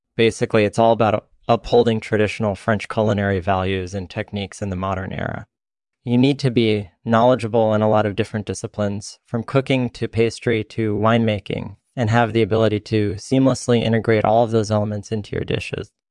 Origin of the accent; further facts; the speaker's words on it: Netherlands; also born or lived in France; I was born and raised in the Netherlands